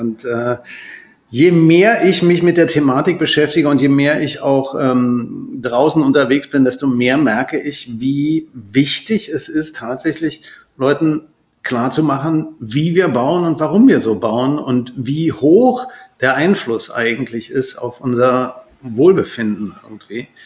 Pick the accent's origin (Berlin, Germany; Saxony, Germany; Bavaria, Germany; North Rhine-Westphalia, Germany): Berlin, Germany; Und es gab eine Zeit, wo ich nach Österreich gefahren bin, als Berliner, in ein Hotel gekommen bin